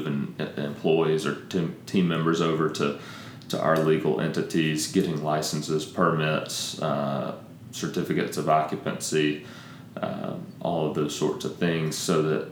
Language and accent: English; Tupelo, Mississippi, United States; also born or lived in Jackson, Mississippi / Grenada, Mississippi; moved to Tupelo, Mississippi when I was about 5. I was raised in Tupelo for my entire life.